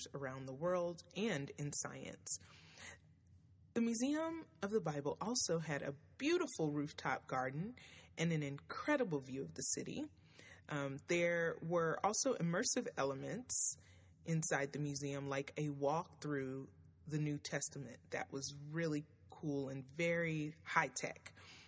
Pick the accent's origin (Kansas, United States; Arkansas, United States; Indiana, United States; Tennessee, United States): Tennessee, United States; Nashville; my hometown, Nashville, Tennessee